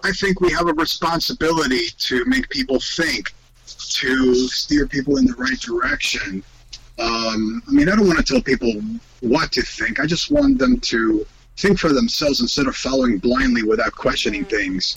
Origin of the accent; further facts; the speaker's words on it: Spain; moved away; I grew up in Spain in a very Catholic family, and I was raised by my grandparents